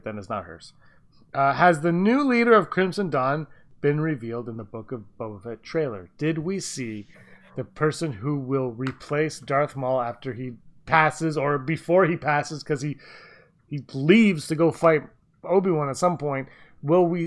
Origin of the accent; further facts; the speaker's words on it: Canada; we're Canadian